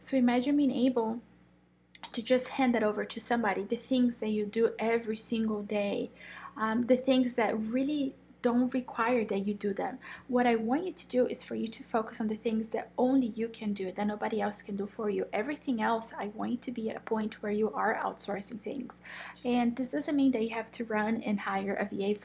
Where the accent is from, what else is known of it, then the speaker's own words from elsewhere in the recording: Brazil; moved away; I am originally from Brazil